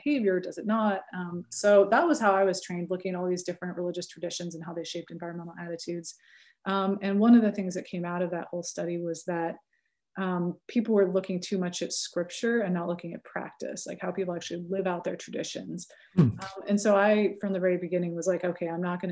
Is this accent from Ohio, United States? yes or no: no; California, United States; accent: California; I may have a California accent